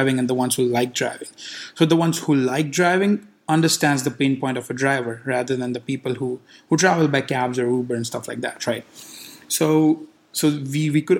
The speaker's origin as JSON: {"language": "English", "country": "India", "tie": "born or raised there", "moved": "yes", "lives_now": "Los Angeles, United States", "said": "I grew up in India"}